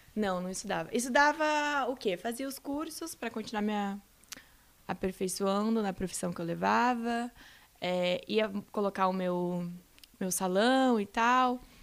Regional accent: Rio Grande do Sul, Brazil; moved away as an adult; also born or lived in Santa Catarina; fui morar em Santa Catarina, que eu sou do Rio Grande do Sul

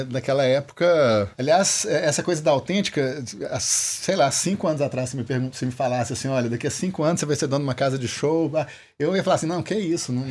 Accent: Viçosa, Minas Gerais, Brazil; Que eu, eu sou de Viçosa. Uhum. E lá eu já tocava com as bandas lá

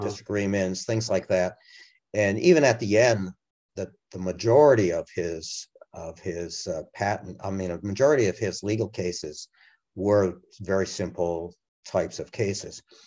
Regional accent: Massachusetts, United States; moved away as an adult; also born or lived in Europe; now in Washington D.C. area, United States; my home state of massachusetts

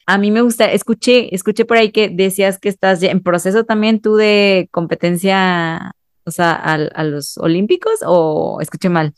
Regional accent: Mexico; como sociedad mexicana

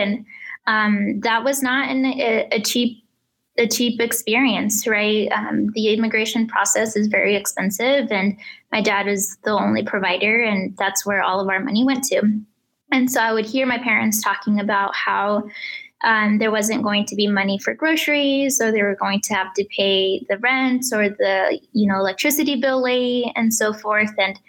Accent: Mitchell, Nebraska, United States; English is a second language; also born or lived in Reynosa, Tamaulipas, Mexico; I was born in Reynosa, Tamaulipas, Mexico. My family and I, we immigrated to Mitchell, Nebraska, which is just 7 miles from Scotts Bluff, when I was 5 years old in 2000.

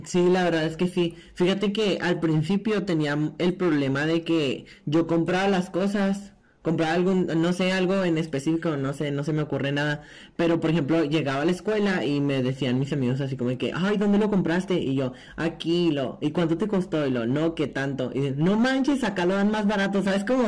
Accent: Delicias, Chihuahua, Mexico

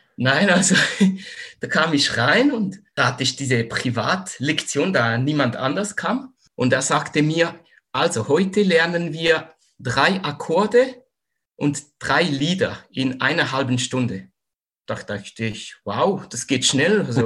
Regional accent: Zurich, Switzerland; moved away as an adult; now in Western Switzerland, Switzerland; komme aus der Schweiz, aus Zürich, wohne momentan aber in der Westschweiz

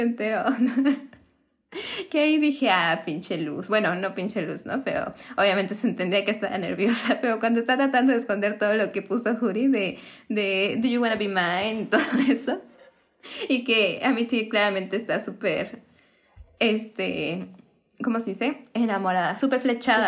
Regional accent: Mexico; somos mexicanas

